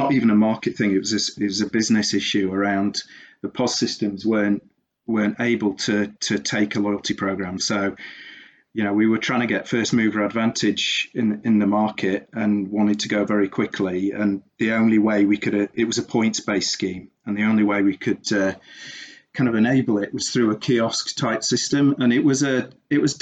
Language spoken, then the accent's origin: English; England, United Kingdom; also born or lived in South Africa; being English